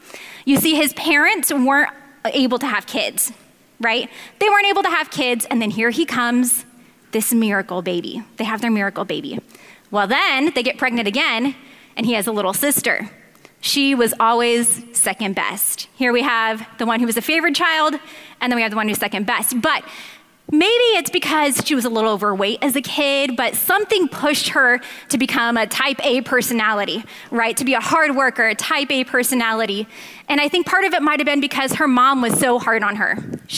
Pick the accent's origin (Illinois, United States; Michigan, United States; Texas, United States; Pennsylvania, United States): Pennsylvania, United States; Philadelphia; also born or lived in Southern California; I was raised in Philadelphia, but in a rough neighborhood.